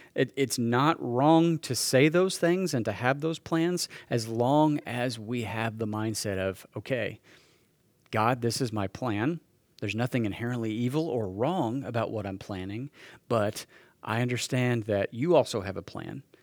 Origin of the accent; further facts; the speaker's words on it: Salina, Kansas, United States; moved away as an adult; Ended up coming back to Salina, Kansas, my, my hometown